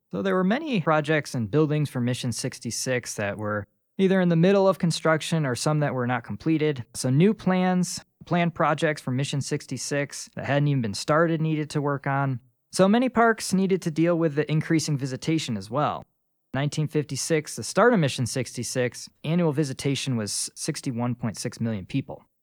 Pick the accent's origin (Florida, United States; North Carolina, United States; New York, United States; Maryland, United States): New York, United States; Rochester; moved away as an adult; now in Carlsbad, United States; I'm from Rochester, New York, and I've been living here in Carlsbad, New Mexico for over a year now